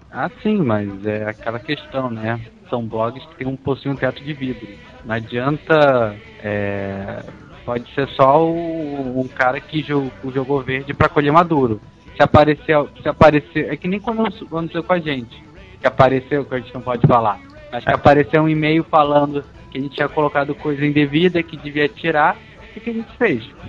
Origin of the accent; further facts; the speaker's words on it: Brazil; a gente é brasileiro